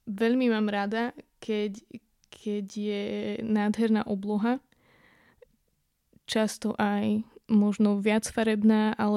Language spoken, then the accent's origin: Slovak; western Slovakia, Slovakia; now in eastern Slovakia, Slovakia; u nás na západe, na juhu, kde je úplná rovina, ako v podstate tu na východe, kde teraz bývame, kde sú vlastne všade na okolí hory.